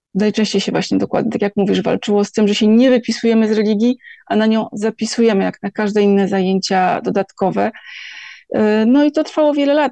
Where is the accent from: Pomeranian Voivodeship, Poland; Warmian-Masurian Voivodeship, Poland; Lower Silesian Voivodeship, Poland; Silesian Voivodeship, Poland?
Pomeranian Voivodeship, Poland; Gdańsk; moved away; ja jestem z Gdańska